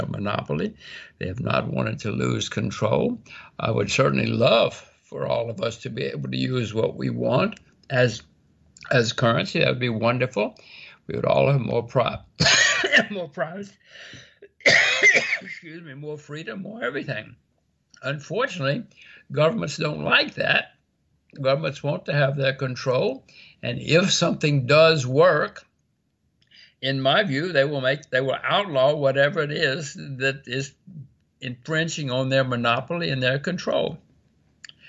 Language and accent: English; United States; I'm an American